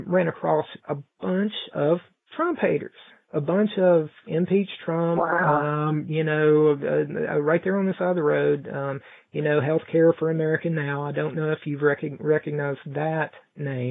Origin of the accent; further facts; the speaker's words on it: Mount Hope, West Virginia, United States; The president came to my hometown, and we're a very small, I don't know how big Paris is, but we're a very small town here in Mount Hope